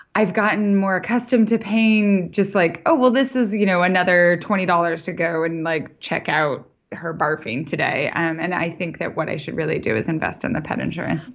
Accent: Idaho, United States; also born or lived in New York; now in Montana, United States; I grew up in Idaho

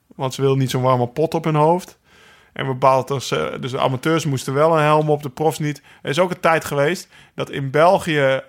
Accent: Netherlands; wij rijden als Nederlanders

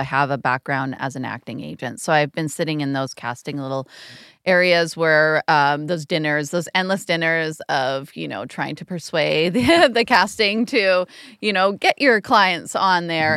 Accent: Canada; especially as Canadian artists

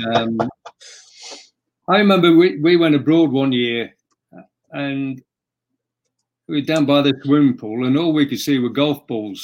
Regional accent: Derby, East Midlands, United Kingdom; I grew up in Derby, so I used to go to the baseball ground

